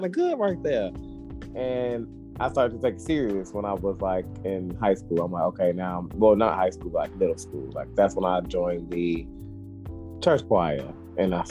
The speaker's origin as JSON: {"language": "English", "town": "Harvey", "country": "United States", "tie": "born or raised there", "said": "I coached the little league team that we had in Harvey, which was my hometown"}